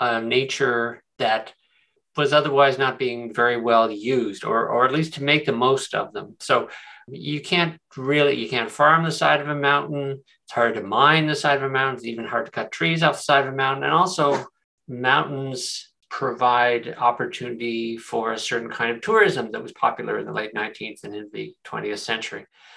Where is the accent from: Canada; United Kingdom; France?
Canada; Prince Edward Island; moved away; I teach history at the University of Western Ontario, and I'm from Prince Edward Island